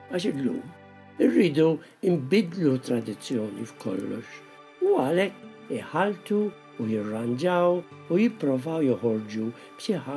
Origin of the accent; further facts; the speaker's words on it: Malta; now in Australia; ma kienux parti mill-kultura tagħna bħala Maltin.